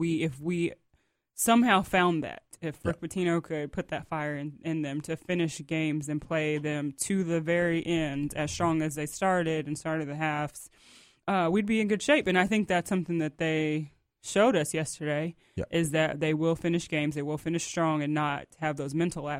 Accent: Ohio, United States; moved away; I was born in Ohio.

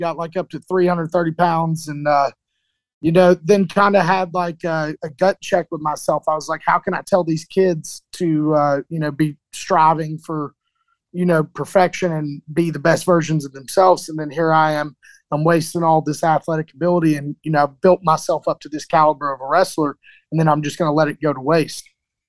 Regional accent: Chattanooga, Tennessee, United States; So I moved around a lot when I was a little kid, you know, probably more than most people. And then about middle school, I kind of settled in the Chattanooga

